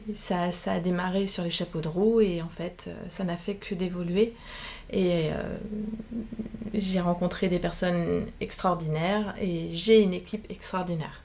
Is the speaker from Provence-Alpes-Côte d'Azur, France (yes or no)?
no; Saint-Berthevin, Pays de la Loire, France; j'ai grandi à Saint-Berthevin